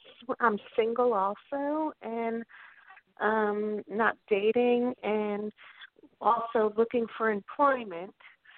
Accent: Oceanside, New York, United States; this is …. My birthday is the day after Christmas, 1967. I was born in Oceanside, New York at 6:18 a.m.

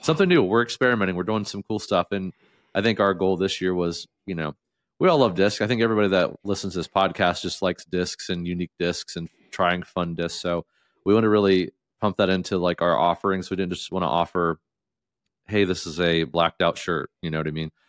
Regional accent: Southeast Ohio, United States; moved away; I was from Southeast Ohio

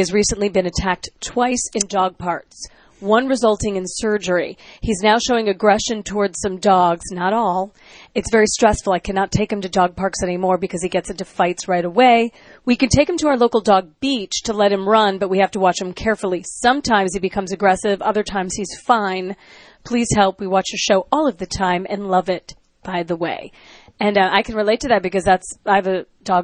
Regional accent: Chicago, Illinois, United States; my hometown, Chicago, Illinois

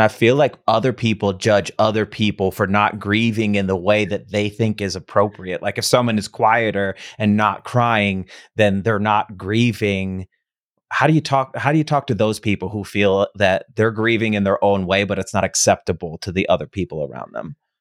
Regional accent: Midwest, United States; moved away; I grew up in the Midwest

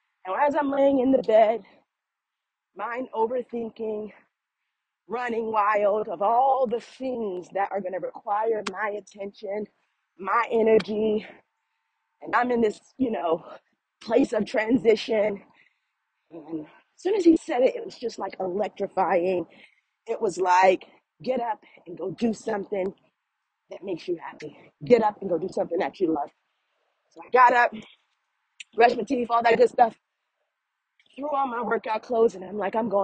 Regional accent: East Orange, New Jersey, United States; now in South Carolina, United States; Formerly, I'm from East Orange, New Jersey.

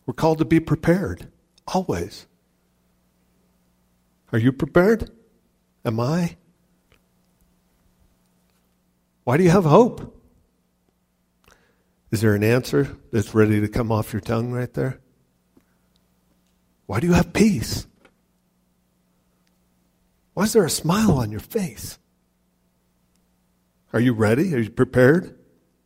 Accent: Ohio City, Colorado, United States; I grew up in Ohio City, Wappan metropolis of Ohio City.

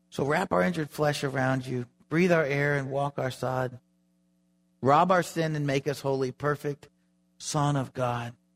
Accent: Florida, United States; I grew up in Florida

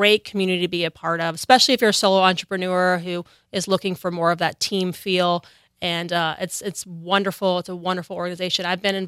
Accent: Virginia, United States; also born or lived in New York / Los Angeles / Nashville; now in Charleston, United States; I'm from Virginia originally. I lived in New York, LA, and Nashville

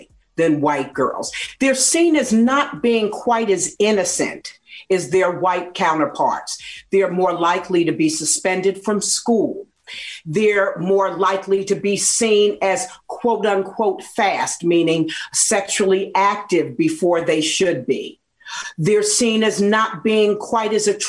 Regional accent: New Jersey, United States; I grew up in New Jersey

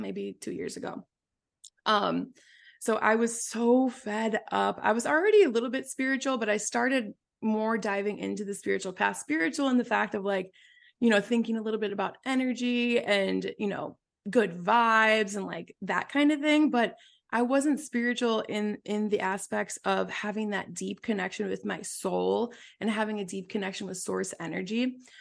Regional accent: Wisconsin, United States; moved away as an adult; also born or lived in San Francisco; I was raised in Wisconsin, in a small town of, like, five thousand people.

